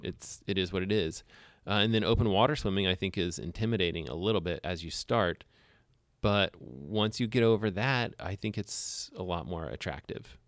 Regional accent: Alabama, United States; moved away; I grew up in Alabama

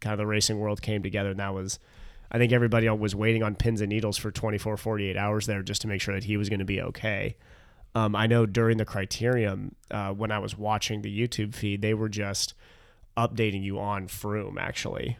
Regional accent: United States; as an American

